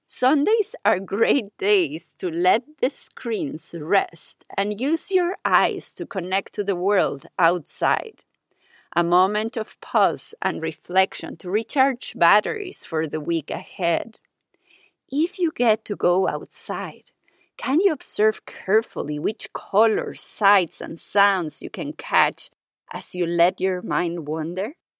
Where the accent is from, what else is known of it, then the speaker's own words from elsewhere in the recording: Mexico; now in Paris, France; my years growing up in Mexico.